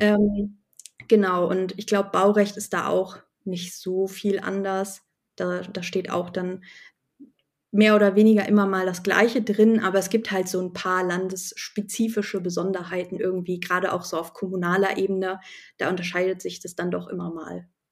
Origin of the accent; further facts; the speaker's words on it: Hesse, Germany; bei uns in Hessen